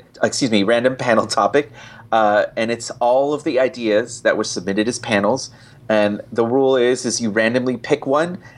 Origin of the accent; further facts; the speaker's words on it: Riverside, California, United States; I was born down in Riverside, California